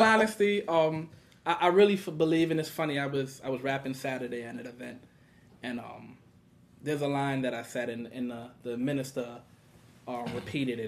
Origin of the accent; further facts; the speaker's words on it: New York City, New York, United States; I grew up in Brownsville. I've been in Brooklyn all of my life